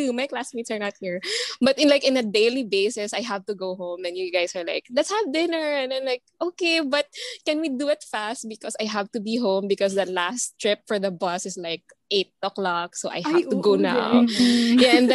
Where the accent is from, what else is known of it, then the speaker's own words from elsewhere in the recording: Dauin, Negros Oriental, Philippines; I'm the only one from the trio now who actually came from Dumaguete. Like, I'm from Negros. I'm from Dawin. So that's a 30-minute ride from the school.